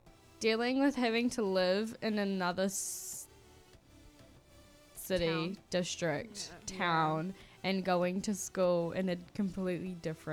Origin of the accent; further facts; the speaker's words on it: Papakura, Auckland, New Zealand; also born or lived in Huntly, Waikato; At the end of year nine, I moved from Papakura to Huntly, which is like in the Waikato.